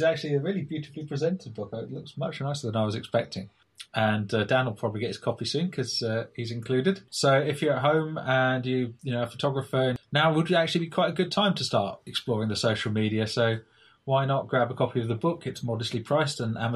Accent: England, United Kingdom; now in New York, United States; as an Englishman

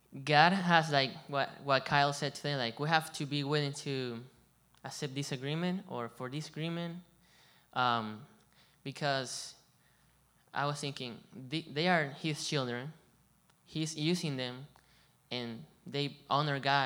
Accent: Venezuela; also born or lived in Colombia / Hilton Head, South Carolina; now in Bluffton, United States; I come from Venezuela, and I've been in Colombia too, and over here

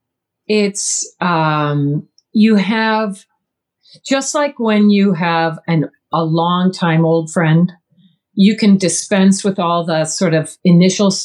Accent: Midwest, United States; I'm a girl from the Midwest. So sarcasm is how Midwesterners do humor

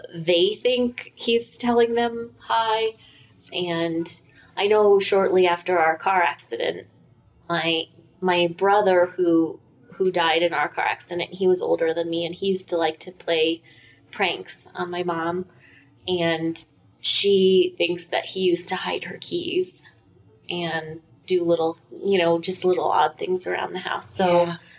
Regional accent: Colorado, United States

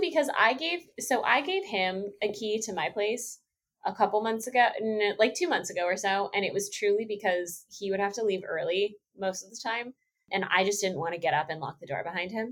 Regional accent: Texas, United States; moved away; being from Texas

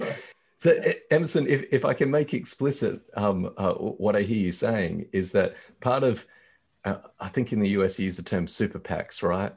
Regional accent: Australia; as an Australian

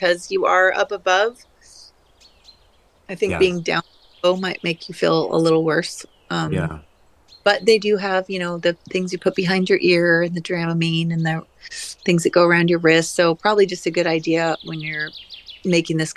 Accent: Seattle, Washington, United States; growing up in Seattle.

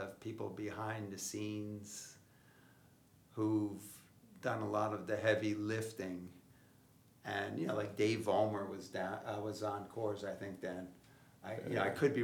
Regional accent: Huntington Station, New York, United States; moved away as an adult; also born or lived in Potsdam, New York / Wisconsin; now in Houston, United States; I grew up on Long Island in Huntington Station.

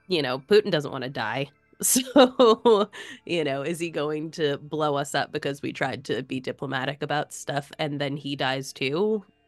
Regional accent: United States; as an American

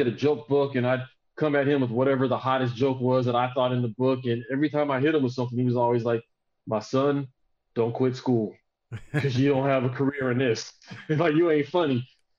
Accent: Southern United States, United States; now in Austin, United States; So like, I was raised in the South, but I mean, I've been in Texas since 20, almost 30 years now.

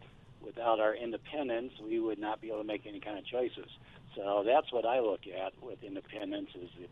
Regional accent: Davenport, Iowa, United States; I was actually born and raised in Davenport

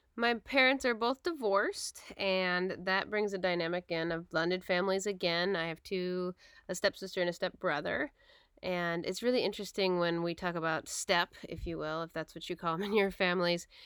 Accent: Portland, Oregon, United States; moved away; also born or lived in Battle Ground, Washington; I grew up in Portland, Oregon, and then I went to school up in Battleground, Washington

